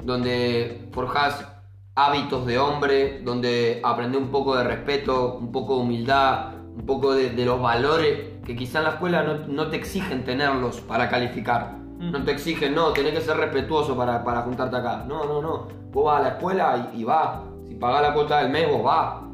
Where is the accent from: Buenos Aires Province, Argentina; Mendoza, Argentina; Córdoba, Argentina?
Buenos Aires Province, Argentina; Mar del Plata; yo soy acá de Parque Luro, luego Villa Primero